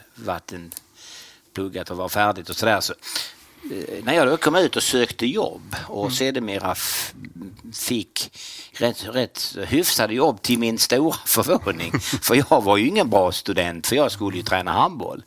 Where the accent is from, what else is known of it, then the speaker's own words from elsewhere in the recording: Kristianstad, Skåne, Sweden; jag är från Kristianstad, född och mm. uppvuxen i Kristianstad